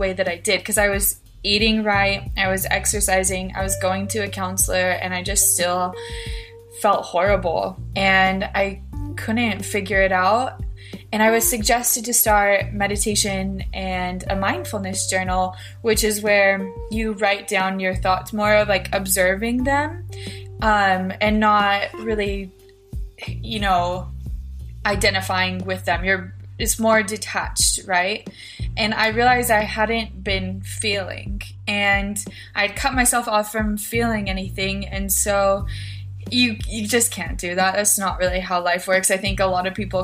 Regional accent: Filer, Idaho, United States; I am from Filer, Idaho. It's a small town in southern Idaho

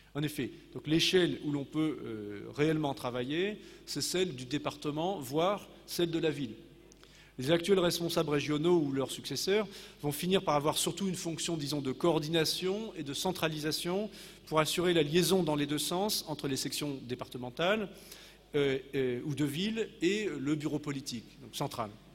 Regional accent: Normandy, France; chez nous en Normandie

